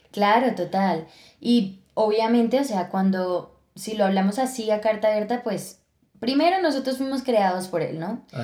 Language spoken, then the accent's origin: Spanish; Villeta, Cundinamarca, Colombia; also born or lived in Bogotá; yo nací en Bogotá, pero nos fuimos cuando yo tenía 5 años para Villeta. Y bueno, toda mi adolescencia la viví allá